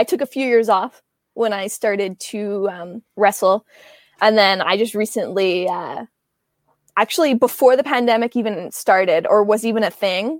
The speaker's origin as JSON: {"language": "English", "town": "Edmonton", "region": "Alberta", "country": "Canada"}